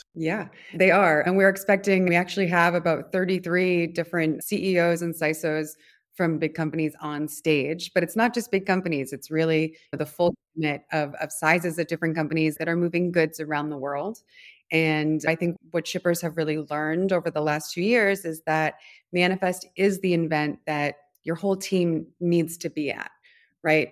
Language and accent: English; Providence, Rhode Island, United States; moved away; also born or lived in Washington, D.C. / New York / Rio de Janeiro / São Paulo; I'm from Providence, Rhode Island